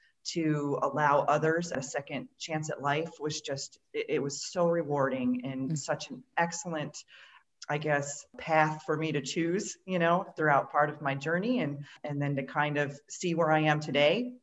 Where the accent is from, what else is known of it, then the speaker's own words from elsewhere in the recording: Western New York, United States; moved away as an adult; also born or lived in Florida / Washington State; I grew up in Western New York, where there's a lot of Amish community here